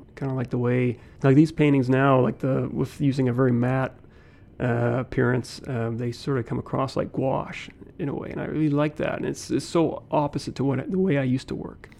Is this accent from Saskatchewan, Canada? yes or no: yes; Saskatoon, Saskatchewan, Canada; also born or lived in Gillingham, England; I grew up Saskatoon. It's where I've been. My parents immigrated here in 1966 when I was a one years old.